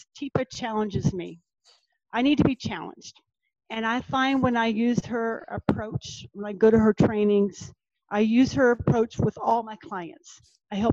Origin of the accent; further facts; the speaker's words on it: Norfolk / Virginia Beach, United States; my hometown